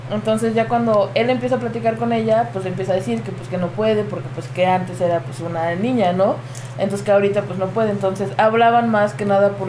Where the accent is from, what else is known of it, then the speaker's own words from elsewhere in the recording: Puebla, Mexico; yo soy originario de Puebla. Este, tengo 25 años.